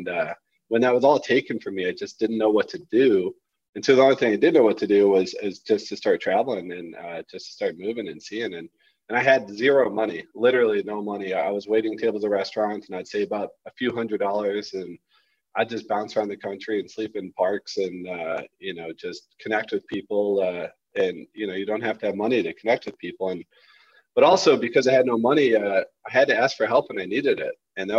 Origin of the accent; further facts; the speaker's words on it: St. Louis, Missouri, United States; moved away as an adult; I moved back to, I'm from St. Louis, the Midwest originally.